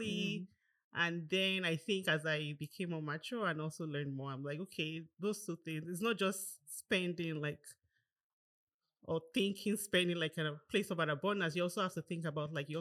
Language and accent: English; Nigeria; moved away as an adult; also born or lived in Canada; now in Toronto, Canada; I grew up in Nigeria. Mm-hmm. I was there till I was 18, and then I moved down to Canada as a student